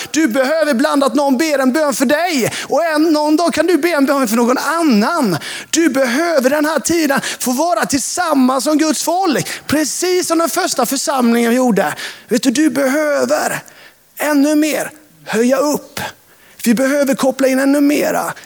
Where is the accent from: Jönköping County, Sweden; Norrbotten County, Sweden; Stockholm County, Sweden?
Jönköping County, Sweden; Hultsjö; När jag växte upp eh, utanför Sävsjö, i Hultsjö, på landsbygden